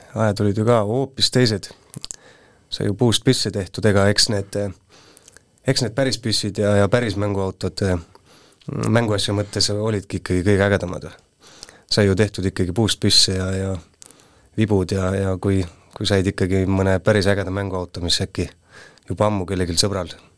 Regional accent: Puurmani, Jõgeva County, Estonia; moved away as an adult; also born or lived in Tormase; now in Põltsamaa, Estonia; sündisin Jõgeva haiglas, mitte palju pärast seda kolisime Puurmanisse

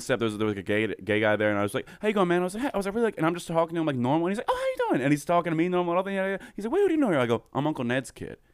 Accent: Coatesville, Pennsylvania, United States; I'm from Coatesville, Pennsylvania

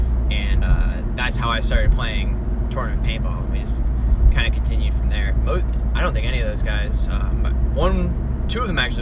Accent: Cleveland, Ohio, United States; moved away as an adult; also born or lived in Boston area; I'm from the Cleveland area

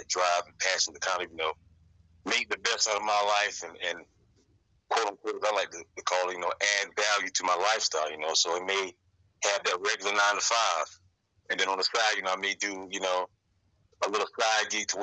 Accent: Florence, South Carolina, United States; I'm originally from South Carolina, the Florence, South Carolina area, 843

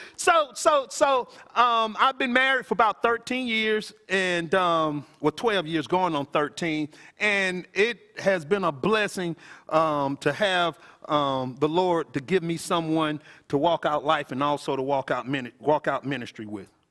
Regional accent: Athens, Georgia, United States; I'm originally from Athens from a housing authority projects called Paul, though

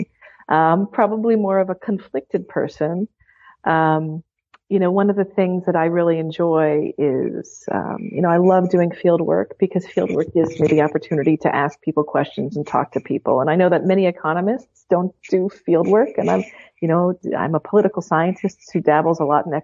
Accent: Pittsburgh, Pennsylvania, United States; I teach at the University of Pittsburgh, and I'm actually from Pittsburgh

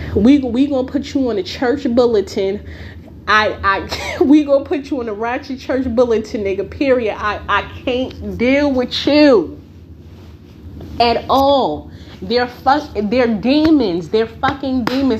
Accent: Newark, New Jersey, United States; I grew up in Newark. For the ones who may not know, I grew up in the bricks.

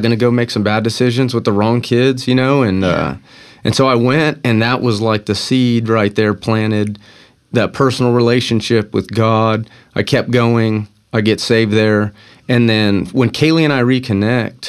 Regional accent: Bakersfield, California, United States; moved away as an adult; now in Texas, United States; We grew up in Bakersfield, California together

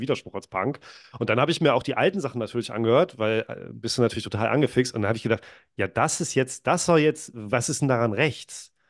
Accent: near Lübeck, Schleswig-Holstein, Germany; also born or lived in Wolgast, Mecklenburg-Vorpommern; in der Nähe von Lübeck, wo ich aufgewachsen bin

